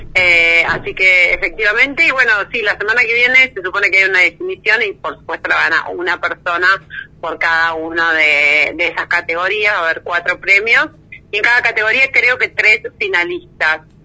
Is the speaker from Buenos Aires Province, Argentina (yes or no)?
yes; Bella Vista, Buenos Aires Province, Argentina; yo crecí en Bellavista, eh, partido de San Miguel, provincia de Buenos Aires